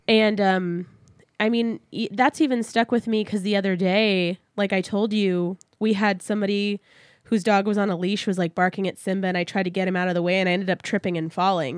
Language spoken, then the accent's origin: English; San Antonio, Texas, United States; moved away; my hometown zoo